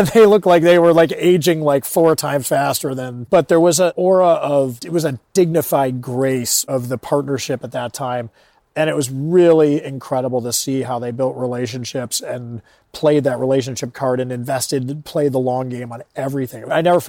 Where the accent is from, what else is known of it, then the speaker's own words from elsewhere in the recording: Chicago, Illinois, United States; I grew up in Chicago and went to college at DePauw University in Greencastle, Indiana.